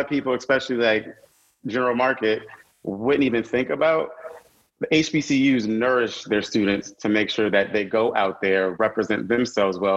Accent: Connecticut, United States; moved away as an adult; also born or lived in North Carolina; I'm from Connecticut, so coming from the Northeast and going to North Carolina A&T

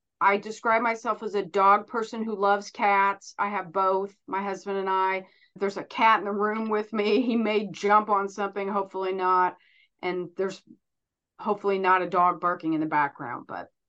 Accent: Terre Haute, Indiana, United States; also born or lived in Chicago, United States; I grew up in Terre Haute.

